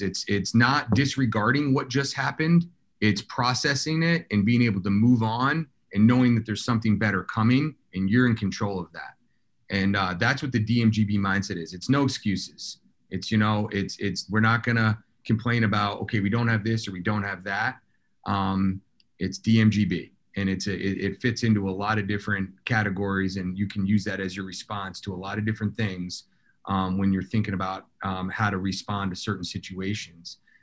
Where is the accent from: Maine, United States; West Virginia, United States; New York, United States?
Maine, United States; Southern; we grew up in Southern Maine, uh, non-traditional lacrosse area.